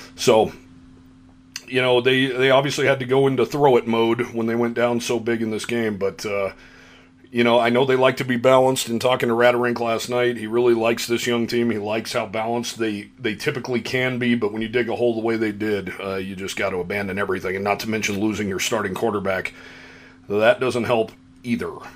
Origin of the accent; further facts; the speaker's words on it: Cheyenne, Wyoming, United States; a fellow Wyoming native myself, born and raised in Cheyenne